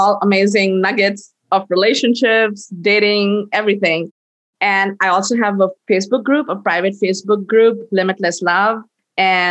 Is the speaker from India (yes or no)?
yes; India; I'm Indian